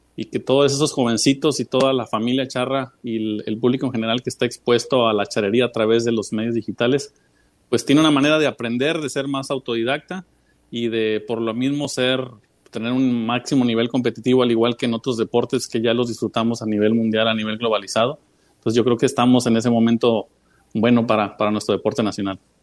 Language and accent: Spanish; Mexico; todos nosotros que somos mexicanos